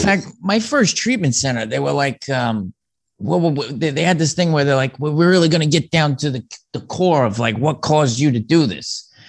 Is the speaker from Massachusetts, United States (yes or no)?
no; New York City, New York, United States; Well, I grew up on the South Shore of Staten Island. It's a heavy Italian enclave. I'm half Irish